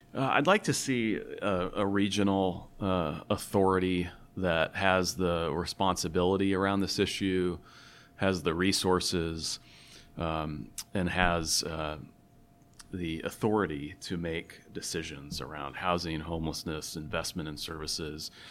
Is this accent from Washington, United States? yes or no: yes; Tacoma, Washington, United States; I grew up in Tacoma